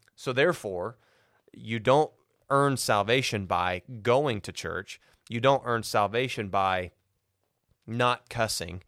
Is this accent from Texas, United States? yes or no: no; Cisne, Illinois, United States; also born or lived in Tennessee; we moved to Cisne, Illinois, small town